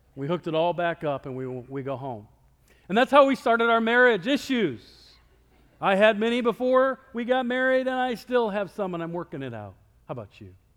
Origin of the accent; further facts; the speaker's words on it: Iowa, United States; moved away; I'm from Iowa